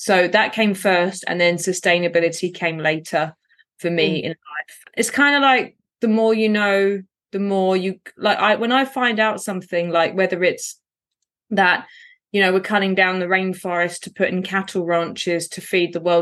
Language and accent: English; London, United Kingdom; I grew up in poverty in Southeast London on what's called a council estate